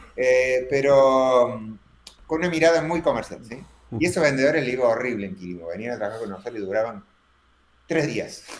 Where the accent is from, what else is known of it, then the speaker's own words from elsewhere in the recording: Córdoba, Argentina; accent: cordobés; soy argentino, pero no tengo tanto acento argentino, sino tengo acento cordobés